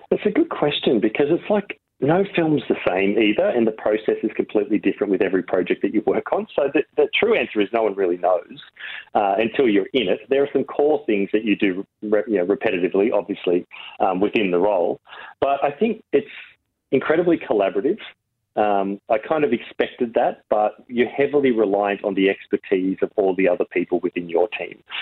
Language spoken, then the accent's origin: English; Uranquinty, New South Wales, Australia; Like I grew up in Uranquinty where there's like one fish and chip shop that had one wall of VHS videos.